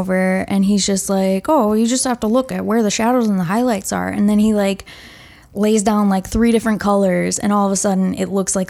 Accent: Manitowoc, Wisconsin, United States; moved away as an adult; now in Minnesota, United States; That's my hometown.

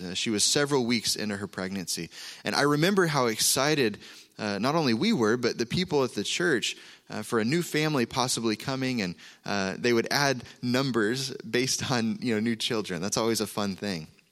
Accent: Oklahoma, United States; moved away; we're from Oklahoma

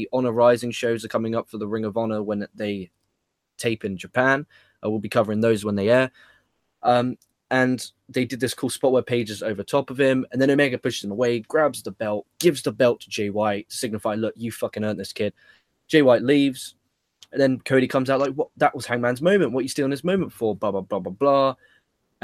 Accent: England, United Kingdom; as an Englishman

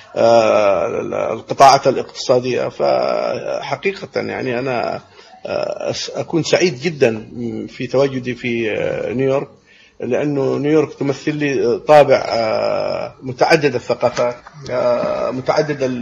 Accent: Yemen; born or raised there

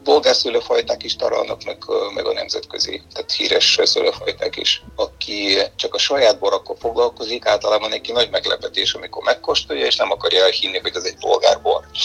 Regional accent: Bulgaria; Hungarian is a second language; moved away as an adult; now in Hungary; fiatal voltam Bulgáriában

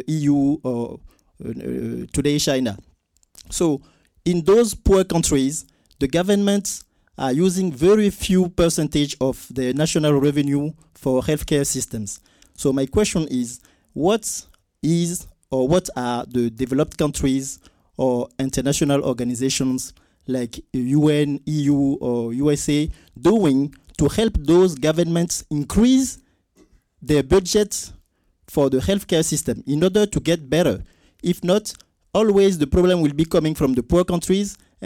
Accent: France; English is a second language; I'm coming from France

